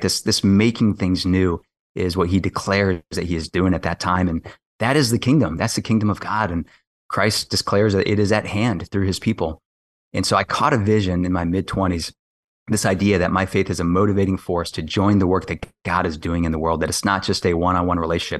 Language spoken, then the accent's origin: English; Kailua, Hawaii, United States; moved away as an adult; also born or lived in West Coast, United States; now in Washington, D.C., United States; I grew up on the windward side of Oahu in Kailua